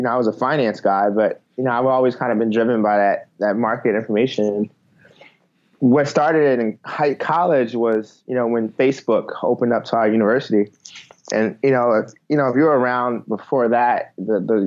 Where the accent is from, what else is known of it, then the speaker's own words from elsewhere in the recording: Baltimore, Maryland, United States; moved away as an adult; now in Cincinnati, United States; I'm originally from Baltimore. So I actually grew up in Baltimore.